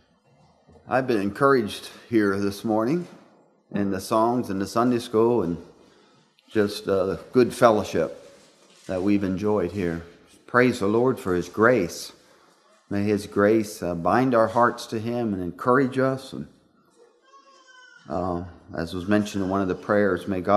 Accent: Pennsylvania, United States; I was a boy growing up in Pennsylvania

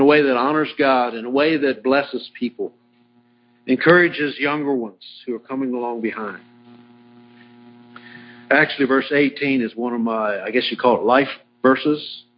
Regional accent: Virginia, United States; I grew up in Virginia because my grandfather moved from Kansas to Virginia.

